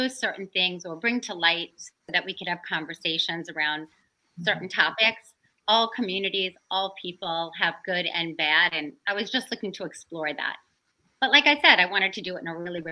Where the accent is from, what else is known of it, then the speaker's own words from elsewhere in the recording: the South, United States; growing up in the South